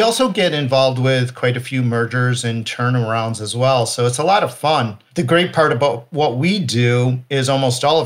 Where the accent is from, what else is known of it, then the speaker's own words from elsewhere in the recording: Chicago, Illinois, United States; born and raised in the Chicago area